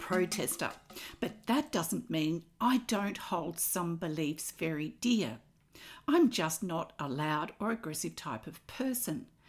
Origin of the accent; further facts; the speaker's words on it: Australia; I'm an Australian textile artist